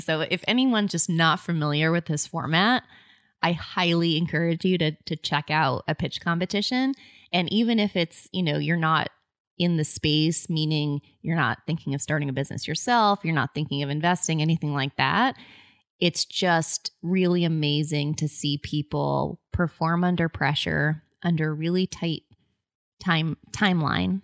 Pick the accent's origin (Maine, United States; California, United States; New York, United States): Maine, United States; I'm like, "Maine."